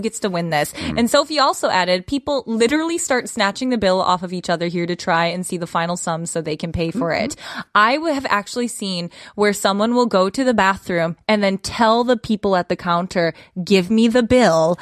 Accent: Midwest, United States; I'm from the Midwest

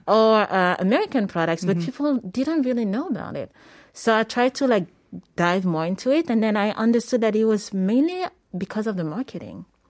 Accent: Paris, Île-de-France, France; moved away as an adult; also born or lived in Senegal / New York; I'm originally from Senegal. Mm-hmm and I was born in Paris.

